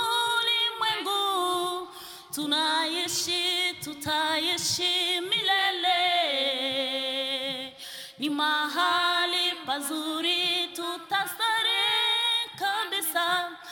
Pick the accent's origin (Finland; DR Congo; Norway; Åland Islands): DR Congo; now in Kungälv, Sweden; Eh, jag kommer från Kongo. Jag bor i Kungälv. Jag är gift. Jag har tre pojkar.